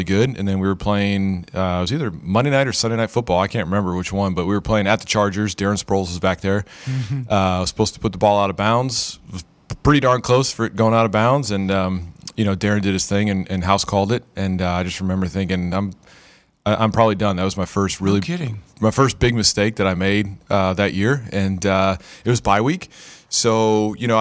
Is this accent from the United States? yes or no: yes; Buffalo, New York, United States; in New York, I grew up in Buffalo